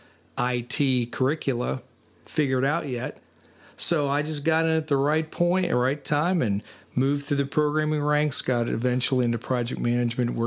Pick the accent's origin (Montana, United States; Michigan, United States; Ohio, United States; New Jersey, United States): Ohio, United States; Canton; moved away as an adult; also born or lived in Columbus, Ohio; now in Winchester, United States; I grew up in Canton, Ohio